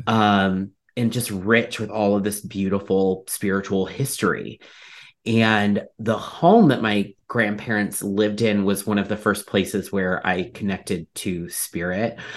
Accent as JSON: {"language": "English", "region": "Ohio", "country": "United States", "tie": "born or raised there", "said": "where I grew up in Ohio"}